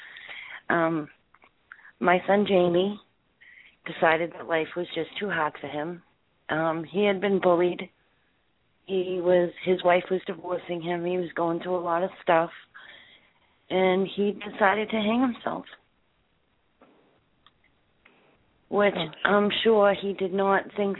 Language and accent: English; Salem, Massachusetts, United States; now in Florida, United States; I'm originally from New England, Salem, Massachusetts. But I live in Florida now